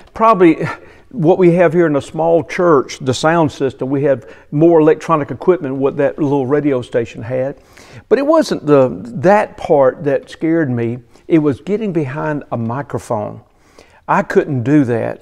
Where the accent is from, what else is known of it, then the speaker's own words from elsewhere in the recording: Bishopville, South Carolina, United States; I grew up near Bishopville, South Carolina